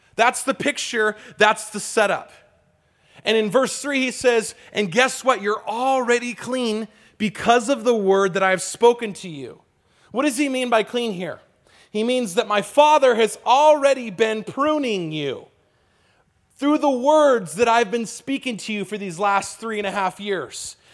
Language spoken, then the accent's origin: English; California, United States; I grew up in California